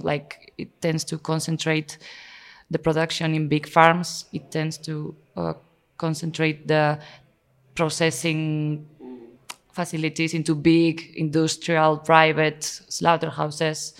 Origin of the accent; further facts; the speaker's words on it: Spain; also born or lived in Navarre; I'm from Spain